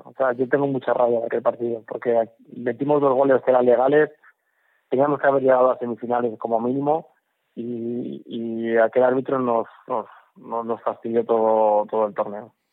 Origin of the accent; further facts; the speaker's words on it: Móstoles, Community of Madrid, Spain; also born or lived in Navalacruz; me he criado en Móstoles, soy madrileño y a mucha honra español.